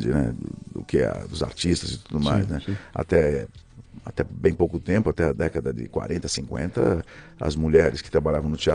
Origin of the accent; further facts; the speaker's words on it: São Paulo, Brazil; Então, sou daqui da Vila Prudente. Eu nasci na, eh, na Vila Prudente, mas eu nasci na, eh, na maternidade do Brás